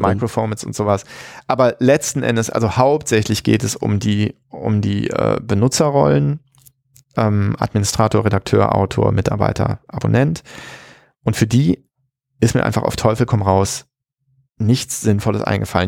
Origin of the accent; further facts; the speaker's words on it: Germany; in den 80er Jahren aufgewachsen in Deutschland